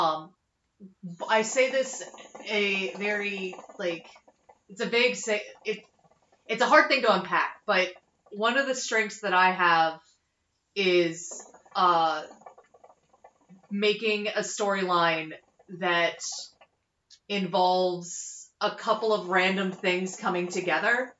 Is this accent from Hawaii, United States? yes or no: no; North Carolina, United States; my hometown in North Carolina